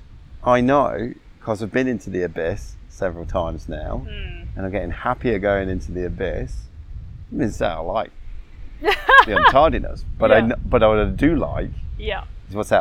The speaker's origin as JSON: {"language": "English", "region": "England", "country": "United Kingdom", "tie": "born or raised there", "said": "I grew up in England, 11 years, boys boarding school"}